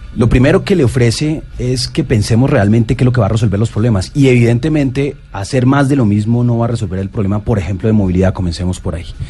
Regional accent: Bogotá, Colombia; also born or lived in Medellín / Germany / London; crecí en Bogotá, soy de Medellín

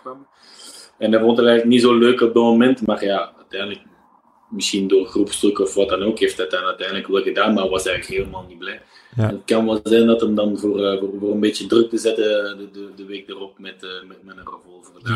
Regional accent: Belgium; als Belg

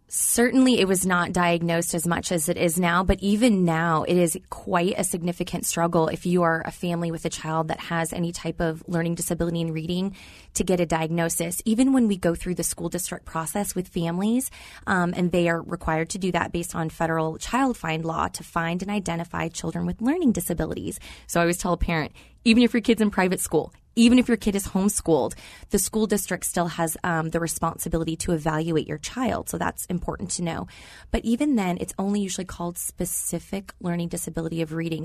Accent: Arizona, United States; moved away as an adult; also born or lived in Louisville, Kentucky / Oklahoma; I was born and raised here in Arizona

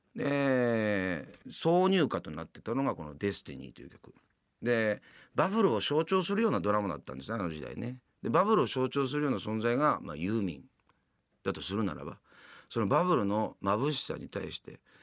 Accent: Yamanashi, Japan; moved away as an adult; now in Tokyo, Japan; 山梨県の出身でございますね。

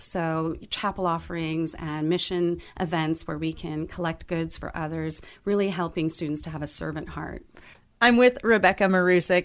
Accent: Alhambra, California, United States; have been born and raised in Alhambra, and uh, then went on to Alhambra High School

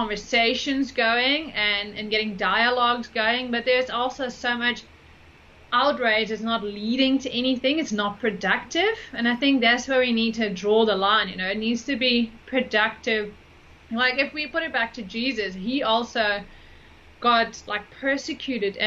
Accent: Netherlands; moved away; also born or lived in United States; I'm originally from the Netherlands

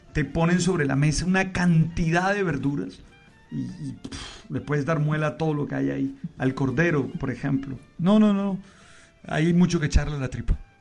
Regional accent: Caribbean Region, Colombia; yo nací en el Caribe

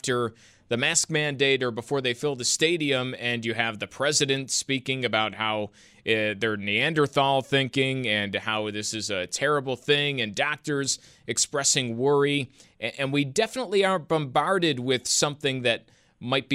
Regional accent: New York, United States; born or raised there

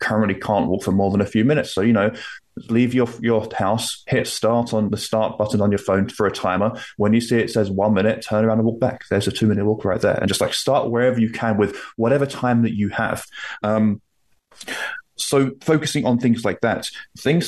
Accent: London, United Kingdom; also born or lived in Toronto, Canada; now in Nova Scotia, Canada; I am from the UK. I'm from London, although I currently live in Canada, in Nova Scotia on the East Coast

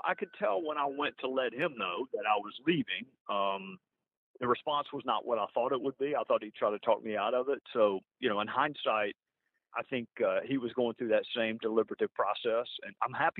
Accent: South Carolina, United States; We're both from South Carolina.

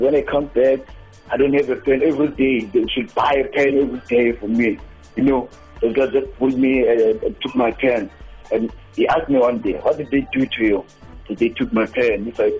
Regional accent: Eastern Cape, South Africa; I was born and raised in the Eastern Cape in the location they called Kubuzi Bay, the town called Montreal.

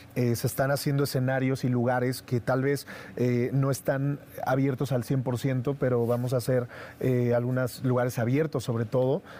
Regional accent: Mexico; como mexicanos

